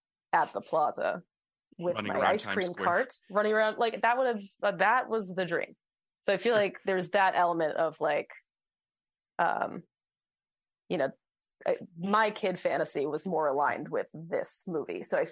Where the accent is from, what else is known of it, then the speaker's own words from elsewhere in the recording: New Jersey, United States; I grew up in Jersey, and New York was right there, but far enough away that I could not access it myself.